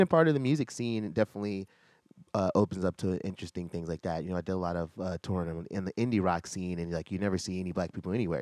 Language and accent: English; Virginia, United States; I'm from Virginia